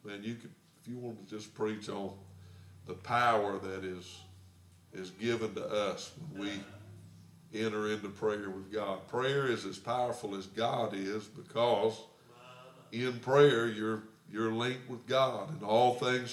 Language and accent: English; United States; as a little boy growing up in America